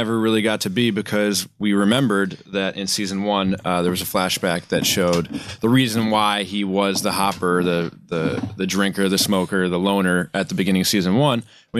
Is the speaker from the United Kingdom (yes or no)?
yes; England, United Kingdom; born there; No, I was born in England, so I'll reserve